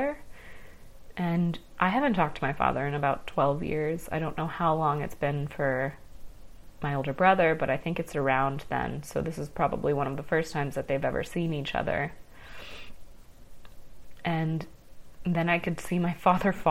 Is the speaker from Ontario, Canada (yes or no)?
yes; Ottawa, Ontario, Canada; moved away; I moved away from Ottawa, where we grew up, when Adam was 14